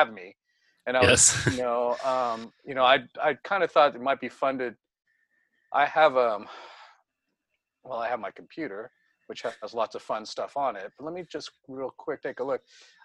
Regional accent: the Bay Area, California, United States; I'm from the Bay Area

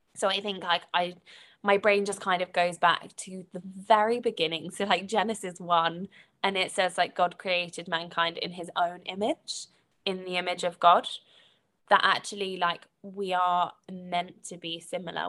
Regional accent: United Kingdom; accent: British; so you can probably tell from my accent, so I, I'm, I'm British

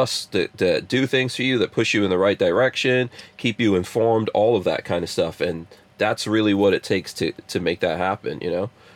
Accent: Guyana; moved away; I was born in Guyana

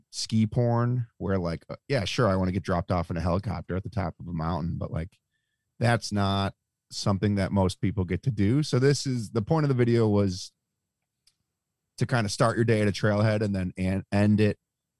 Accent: Buffalo, New York, United States; No, I'm born and raised in Buffalo, New York.

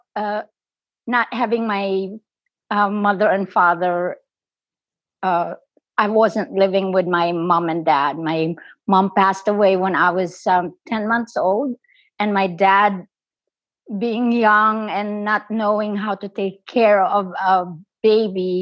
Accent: Philippines; moved away as an adult; now in United States; I'm an immigrant in this country. I was born in the Philippines. I came to this country when I was 27 years old

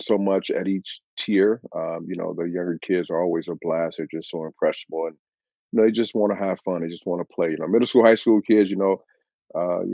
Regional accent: Benton Harbor, Michigan, United States; moved away as an adult; now in Grand Rapids, United States; I'm originally from Benton Harbor, Michigan, which is about hour 15 minutes southwest of here

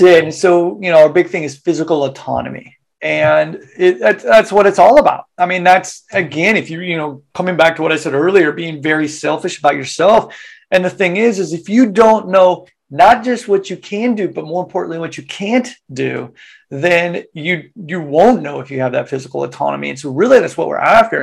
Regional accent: Wichita, Kansas, United States; moved away as an adult; now in Japan; originally from Wichita, Kansas, uh, Kansas boy, uh, born and bred there. Uh, when I was 18, left

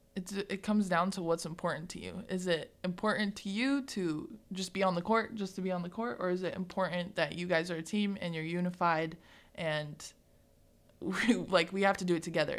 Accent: Greeley, Colorado, United States; now in McCook, United States; I grew up in Greeley

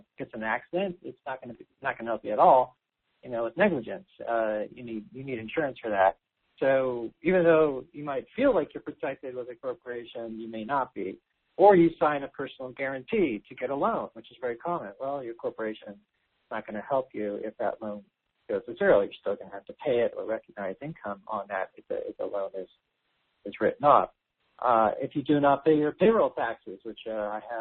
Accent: California, United States; I'm from California, which means a lot of taxes here

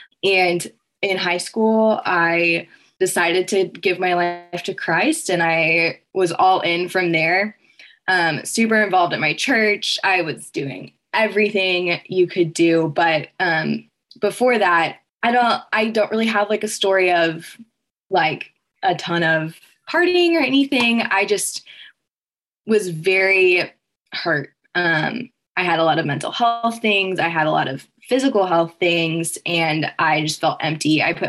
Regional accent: Texas, United States; now in West Lafayette, United States; I'm from Texas and came here for Purdue.

